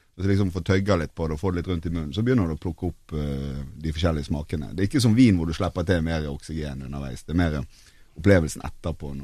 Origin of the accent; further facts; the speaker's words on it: Bergen, Vestland, Norway; now in Oslo, Norway; jeg er jo fra Bergen, som dere, men jeg bor jo faktisk her i Oslo